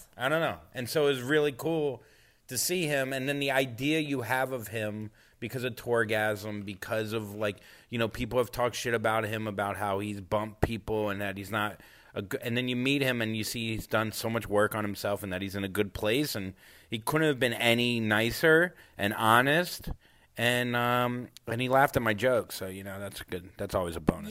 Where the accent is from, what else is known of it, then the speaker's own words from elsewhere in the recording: Port St. Lucie, Florida, United States; where I grew up in Port St. Lucie, Florida, there were no Jews